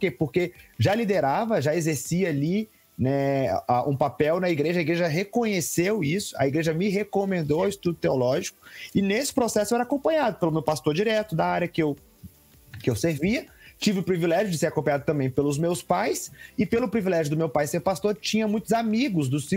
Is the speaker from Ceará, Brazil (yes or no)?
no; Vitória, Espírito Santo, Brazil; now in Curitiba, Brazil; E aqui em Curitiba também, vim de Vitória, né, vim de outro estado, aqui em Curitiba